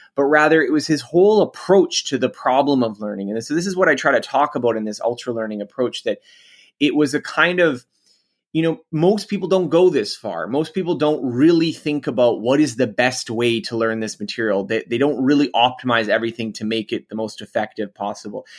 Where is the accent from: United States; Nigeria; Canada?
Canada; I'm Canadian, so I'm not American